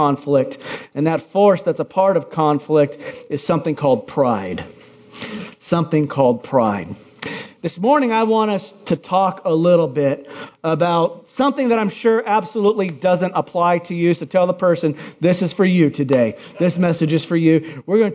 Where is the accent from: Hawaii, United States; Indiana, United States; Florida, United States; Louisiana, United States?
Hawaii, United States; moved away; I'm from Hawaii